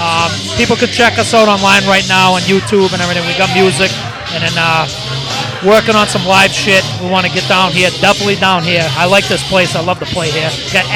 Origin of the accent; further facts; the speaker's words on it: New Hampshire, United States; I'm a hick from New Hampshire, so I sound worldwide. A little funny.